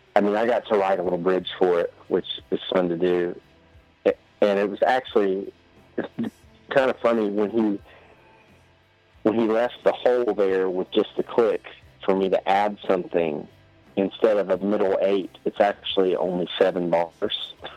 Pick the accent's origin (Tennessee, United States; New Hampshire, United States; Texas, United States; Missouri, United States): Tennessee, United States; East; I'm a hick from East Tennessee